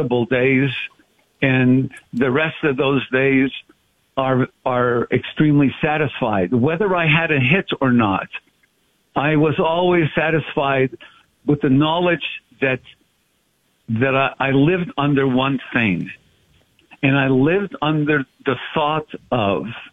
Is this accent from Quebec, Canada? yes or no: yes; Montreal, Quebec, Canada; I'm the third of four brothers, born and raised in Montreal.